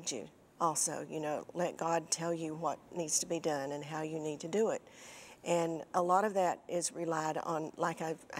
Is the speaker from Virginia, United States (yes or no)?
yes; the mountains of Virginia, United States; moved away as an adult; also born or lived in Winston-Salem, North Carolina / Nashville, Tennessee; I grew up in Virginia, in the mountains of Virginia